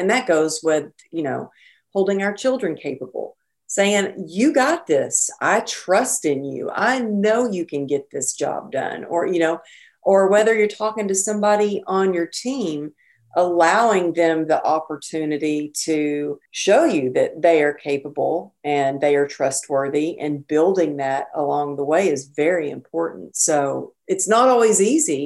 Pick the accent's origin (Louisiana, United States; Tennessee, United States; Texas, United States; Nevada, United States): Texas, United States; now in California, United States; growing up in Texas